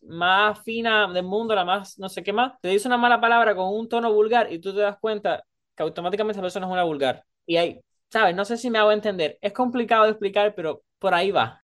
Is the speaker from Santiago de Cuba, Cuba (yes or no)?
no; Havana, Cuba; moved away; yo soy de La Habana